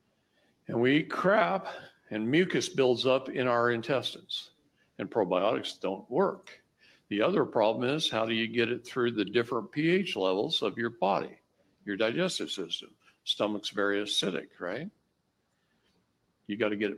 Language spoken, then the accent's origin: English; Wisconsin, United States; I grew up in Wisconsin